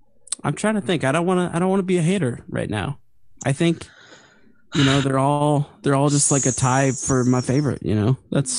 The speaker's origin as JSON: {"language": "English", "town": "Apalachin", "region": "New York", "country": "United States", "tie": "born or raised there", "said": "I'm from Apalachin, New York, which is just outside of Binghamton"}